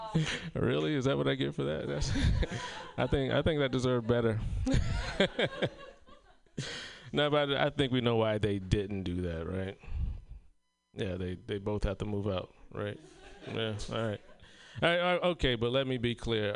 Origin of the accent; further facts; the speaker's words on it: South Carolina, United States; moved away; my hometown of South Carolina